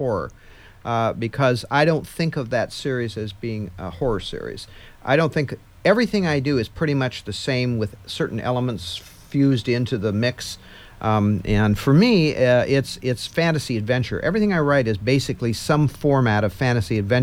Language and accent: English; Midwest, United States; growing up in the Midwest in when I was a boy